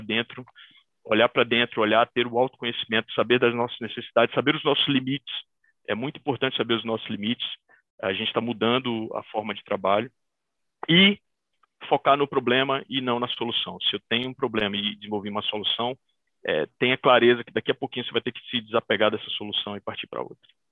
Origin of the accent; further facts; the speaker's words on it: Bahia, Brazil; Eu, como bom baiano